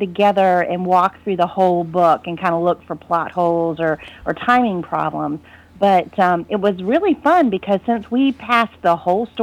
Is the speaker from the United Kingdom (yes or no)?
no; Virginia Beach, Virginia, United States; I was born and raised in Virginia Beach, but my husband and I live in a small town out here in Virginia